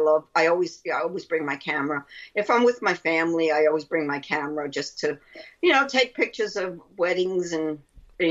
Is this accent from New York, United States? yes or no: yes; New York City, New York, United States; accent: Brooklyn; That's my Brooklyn accent.